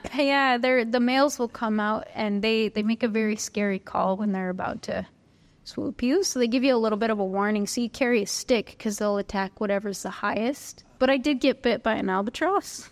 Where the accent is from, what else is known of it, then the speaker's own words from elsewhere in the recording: Northern California, United States; also born or lived in Hawaii / New York / Queensland; now in Australia; I grew up in Northern California